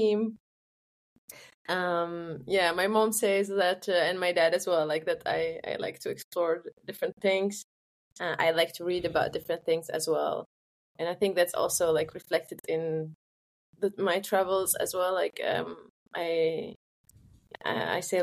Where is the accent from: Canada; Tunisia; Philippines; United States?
Tunisia; moved away as an adult; also born or lived in Rotterdam, Netherlands; now in Germany; I grew up in Tunisia. I had my education there until higher education